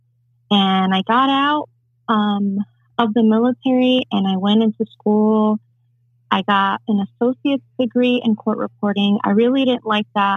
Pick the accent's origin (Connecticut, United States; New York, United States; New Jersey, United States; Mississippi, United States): New York, United States; New York City; also born or lived in Santurce, Puerto Rico; I was raised in New York City in the Bronx